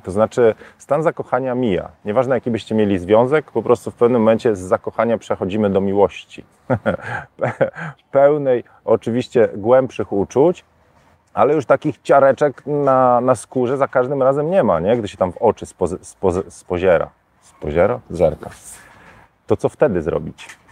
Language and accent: Polish; Warsaw, Masovian Voivodeship, Poland; now in Tenerife, Spain; jestem z Warszawy